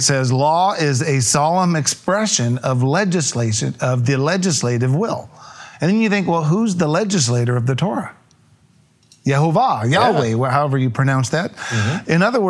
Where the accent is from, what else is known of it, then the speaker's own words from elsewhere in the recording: California, United States; Yes, we're from Riverside County, California.